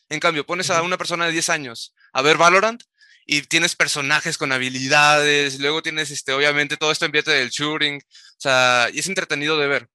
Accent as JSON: {"language": "Spanish", "region": "Tamaulipas", "country": "Mexico", "said": "jugando en Tamaulipas, de donde soy"}